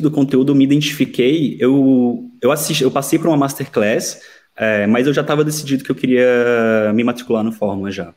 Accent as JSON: {"language": "Portuguese", "town": "Brasília", "region": "Federal District", "country": "Brazil", "moved": "yes", "lives_now": "Porto, Portugal", "said": "eu sou de Brasília"}